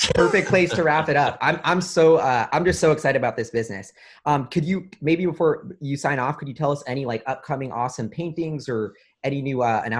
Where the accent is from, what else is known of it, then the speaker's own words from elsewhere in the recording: Rome, Lazio, Italy; Like, I'm from Rome, and like, I go back to Rome